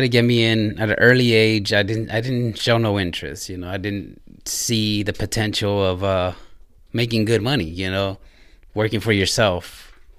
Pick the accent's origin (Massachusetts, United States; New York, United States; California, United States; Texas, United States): California, United States; Ontario; moved away as an adult; also born or lived in Redwood City, California; now in Indiana, United States; I moved, uh, started about maybe grade school, elementary in Southern California, in Ontario. So that's where I grew up and spent most of my life there